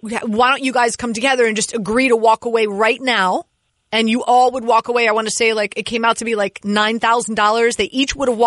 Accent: Miami, Florida, United States; now in New York, United States; I'm from Miami. Born and raised

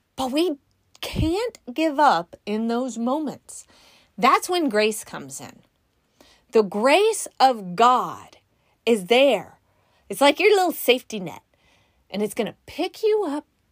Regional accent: California, United States; We're from California

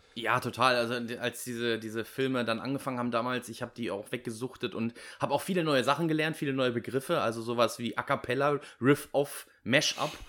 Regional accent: Germany; als Deutsche

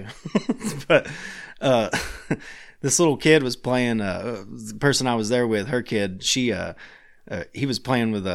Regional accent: Tennessee, United States; I'm from Tennessee

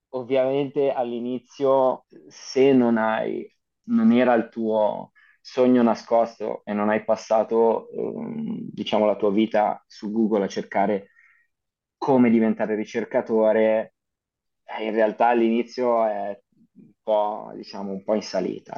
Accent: Vimercate, Lombardy, Italy; moved away as an adult; also born or lived in Ivrea; now in Amsterdam, Netherlands; vengo da, dalla provincia di Milano, in realtà io sono nato a Ivrea, però ci ho vissuto soltanto tre anni e poi sono, sono andato, mi sono trasferito con la mia famiglia a Vimercate

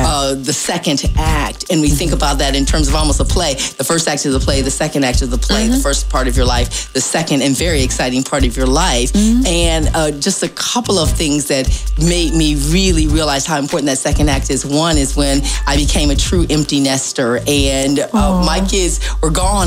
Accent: Ohio, United States; moved away as an adult; now in Hampton Roads, United States; I was born and raised in Ohio and stayed in Ohio until I was about 35 or so and moved here

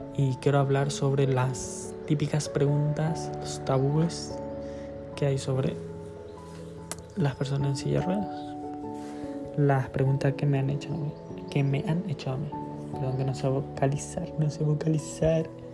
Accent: Paraguay; now in Spain; Soy de Paraguay. Pero actualmente estoy viviendo en España.

